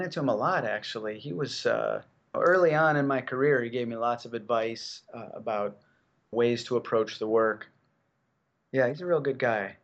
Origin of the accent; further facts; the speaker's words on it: Chicago, Illinois, United States; I grew up in Chicago. I lived right downtown